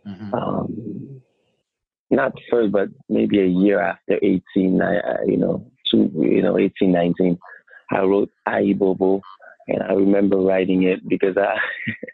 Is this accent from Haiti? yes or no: yes; Haiti; I'm from Haiti